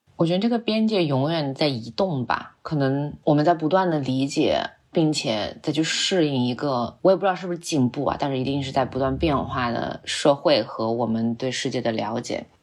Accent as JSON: {"language": "Chinese", "region": "Xinjiang", "country": "China", "tie": "born or raised there", "said": "因为我是新疆长大的，呃，所以我从小，我对自然的感受更多是戈壁滩，然后更多是那种沙漠，甚至石油"}